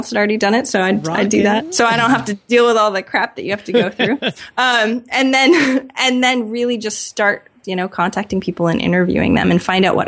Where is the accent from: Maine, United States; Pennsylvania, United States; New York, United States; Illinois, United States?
Maine, United States; Maine, just like you, John. We're from Maine. Surprisingly, not very many people in the U.S. are from Maine, but we are.